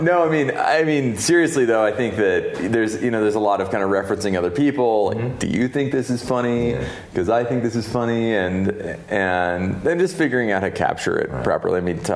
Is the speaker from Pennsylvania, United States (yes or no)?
no; Seattle, Washington, United States; also born or lived in Wellington, New Zealand; So I was like 3 and a half when they moved back to the States, and they moved to Seattle. And so that's really where my background in New Zealand comes from.